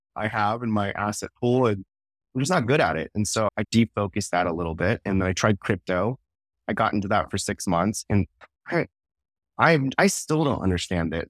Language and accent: English; Bay Area, San Francisco area, California, United States; moved away as an adult; now in Texas, United States; Silicon Valley native, born and raised in the Bay Area, San Francisco area, and uh, lived there my entire life